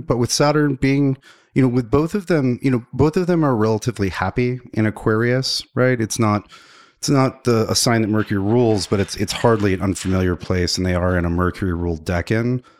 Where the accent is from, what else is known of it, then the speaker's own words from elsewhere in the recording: the Bible Belt, United States; I grew up in the Bible Belt